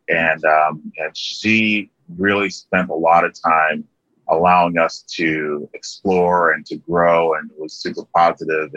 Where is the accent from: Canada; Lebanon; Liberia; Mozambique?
Liberia; I grew up in a small country called Liberia in West Africa